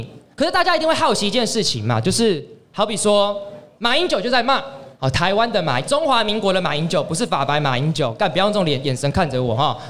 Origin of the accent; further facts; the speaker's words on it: Hong Kong; 而且香港是我的故乡，哎，你就我在那边出生，干，我现在回不去